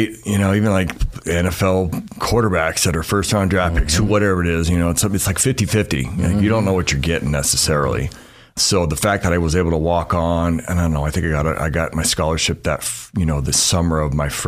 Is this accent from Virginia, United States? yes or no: no; Lakewood, California, United States; moved away as an adult; now in Boise, United States; I grew up in Lakewood, California, which is right next to Long Beach